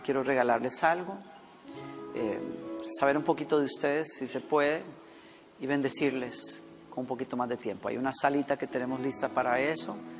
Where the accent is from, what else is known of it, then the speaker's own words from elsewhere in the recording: Costa Rica; moved away; de Costa Rica, donde estuvimos en mi país natal. Y llevé a mi hija por primera vez al pueblo donde yo crecí